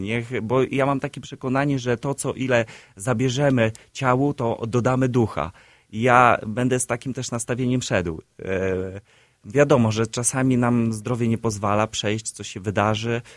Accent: Siedlce, Masovian Voivodeship, Poland; now in Warsaw, Poland; spod mojego rodzinnego miasta, z, spod Siedlec

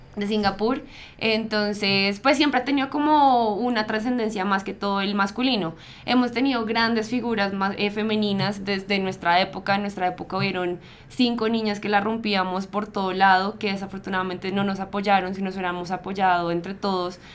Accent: Bogotá, Colombia; yo nací en Patio Bonito, que es una zona súper peligrosa de Bogotá.

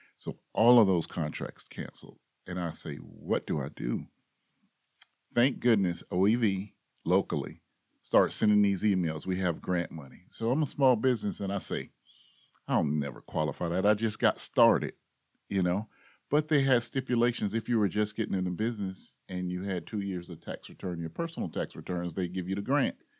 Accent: Tallahassee, Florida, United States; I grew up here in Tallahassee

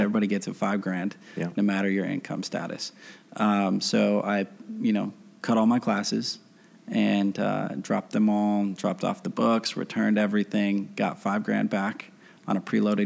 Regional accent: Grand Rapids, Michigan, United States; moved away as an adult; now in Los Angeles, United States; Grew up over on the northeast side of Grand Rapids

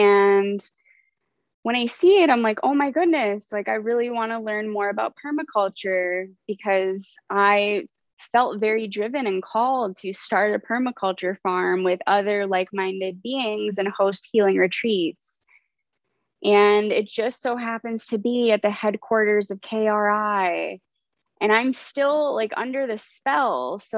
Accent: Canada; born there; also born or lived in United States; I was born in Canada, so I'm a Canadian citizen.

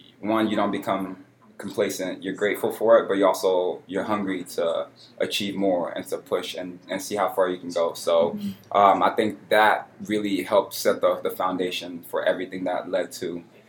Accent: Houston, Texas, United States; also born or lived in Cameroon; I was born in Cameroon, West Africa, but I grew up in Houston.

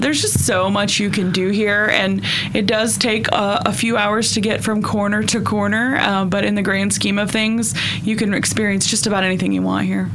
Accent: Northeast Oklahoma, United States; Grew up in Northeast Oklahoma

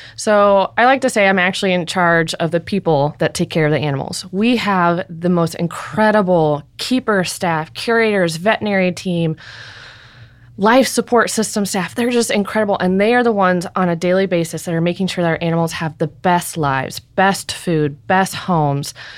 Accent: Ballwin, Missouri, United States; I grew up in Baldwin, Missouri

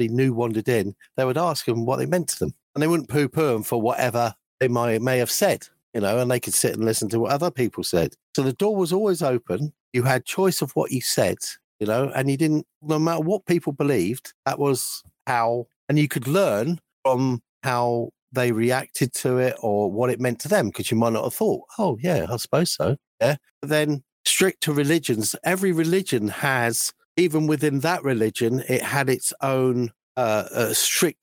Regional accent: London, United Kingdom; growing up in London

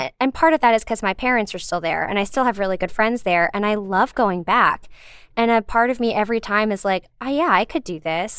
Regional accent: Richmond, Virginia, United States; moved away as an adult; also born or lived in Philadelphia; now in New York, United States; I grew up in Richmond, Virginia

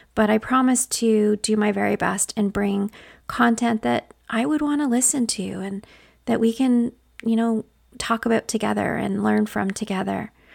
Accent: northwestern Ontario, Canada; accent: Canadian; But I grew up in northwestern Ontario, Canada, to a single mother

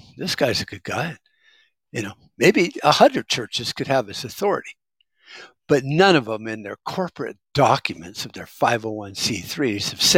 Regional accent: United States; I'm an American

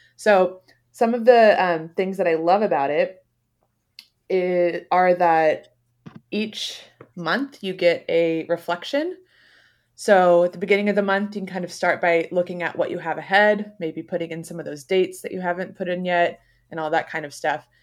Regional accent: Beaverton, Oregon, United States; I grew up in Beaverton

